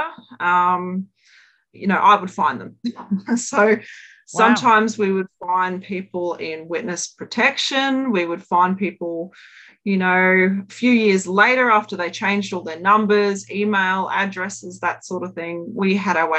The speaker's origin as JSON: {"language": "English", "town": "Brisbane", "region": "Queensland", "country": "Australia", "tie": "born or raised there", "said": "grew up in sunny Brisbane in Queensland"}